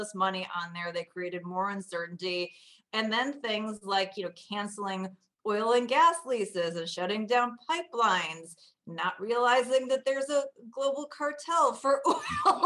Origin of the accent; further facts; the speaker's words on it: Chicago, Illinois, United States; I grew up in the north suburbs of Chicago.